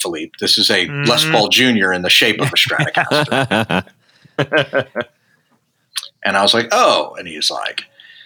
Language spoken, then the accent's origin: English; Dallas, Texas, United States; I grew up in Dallas, Texas